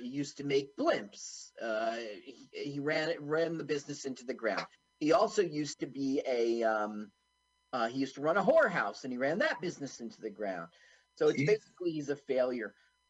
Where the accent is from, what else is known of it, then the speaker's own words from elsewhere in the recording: East Coast, United States; I'm from the East Coast, not Florida.